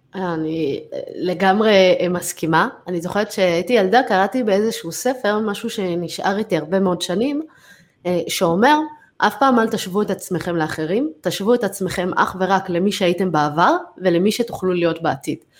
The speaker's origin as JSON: {"language": "Hebrew", "country": "United States", "tie": "born or raised there", "moved": "yes", "said": "אני גדלתי בארצות הברית"}